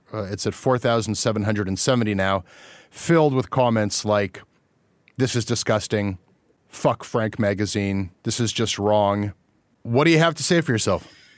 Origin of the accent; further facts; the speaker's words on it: Canada; as a Canadian journalist